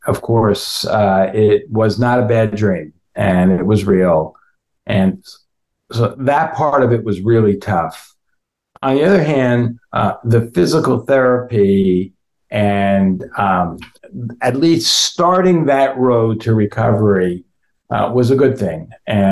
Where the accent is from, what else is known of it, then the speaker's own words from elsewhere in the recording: West Orange, New Jersey, United States; moved away; West Orange, New Jersey, right, which is coincidentally also where I grew up